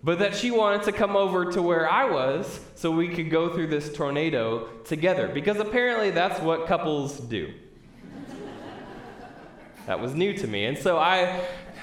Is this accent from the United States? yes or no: yes; Midwest, United States; I'm from the Midwest, I've been through my share of tornado warnings